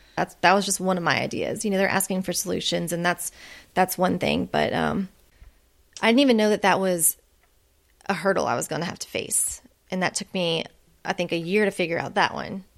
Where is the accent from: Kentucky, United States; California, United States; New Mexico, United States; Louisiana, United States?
Louisiana, United States; moved away as an adult; my home state of Louisiana